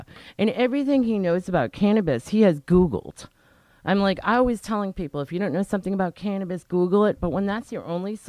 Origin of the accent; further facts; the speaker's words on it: Sharon, Massachusetts, United States; moved away as an adult; now in Rhode Island, United States; Yeah. I mean, he grew up in Norwood. I grew up in Sharon, so, you know, we're local suburb kids. Our families all came from Boston, you know.